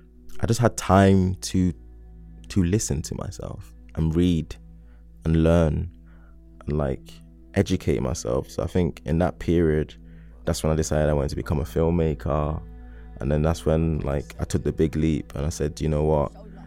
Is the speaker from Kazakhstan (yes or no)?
no; London, United Kingdom; So I was from South London, and in my head, South London people, we have a way of carrying ourselves, like the way we talk, the way we bop, and like even just our lingo.